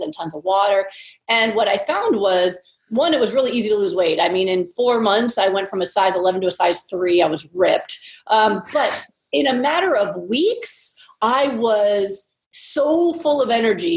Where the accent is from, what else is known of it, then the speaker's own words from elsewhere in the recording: Pennsylvania, United States; moved away as an adult; now in California, United States; I was trained and I grew up in Pennsylvania